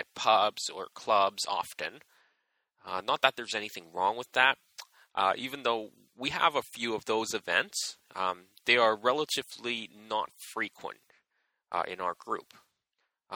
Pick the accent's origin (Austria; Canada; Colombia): Canada; Edmonton, Alberta; now in Vancouver, Canada; I grew up in Edmonton and moved around a bit before moving to Vancouver in 2007